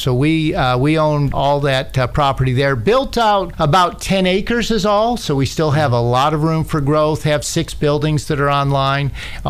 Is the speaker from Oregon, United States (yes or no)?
no; St. Petersburg, Florida, United States; moved away as an adult; also born or lived in Pinellas Park, Florida; now in Tennessee, United States; when my mom and dad moved us from one part of Florida to St. Petersburg, Florida, it was me and my five younger siblings.